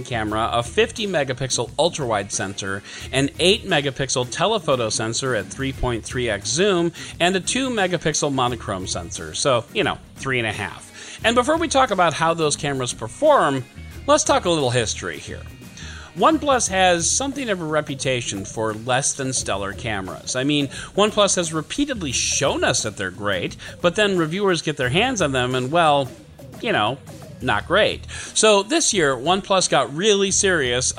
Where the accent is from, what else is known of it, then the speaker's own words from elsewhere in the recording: United States; I'm also an American